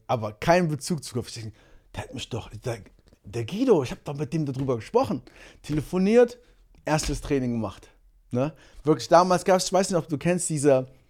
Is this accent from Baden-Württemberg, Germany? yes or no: no; Monheim am Rhein, North Rhine-Westphalia, Germany; bei uns in Monheim